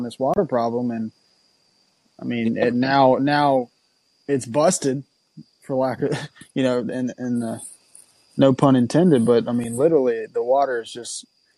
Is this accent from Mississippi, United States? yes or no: yes; Mississippi, United States; I'm from Mississippi.